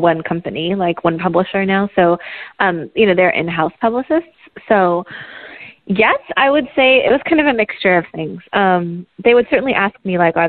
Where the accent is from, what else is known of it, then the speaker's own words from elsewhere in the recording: Oregon, United States; now in Washington, D.C. area, United States; I'm from Oregon